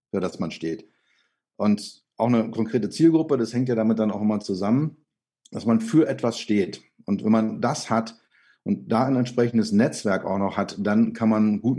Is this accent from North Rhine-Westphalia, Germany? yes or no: no; Berlin, Germany; moved away as an adult; also born or lived in Böblingen / Mallorca; Ich bin gebürtiger Lichtenrader